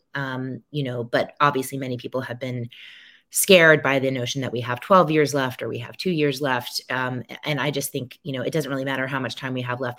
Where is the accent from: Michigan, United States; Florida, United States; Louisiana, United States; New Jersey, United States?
Louisiana, United States; New Orleans; my hometown of New Orleans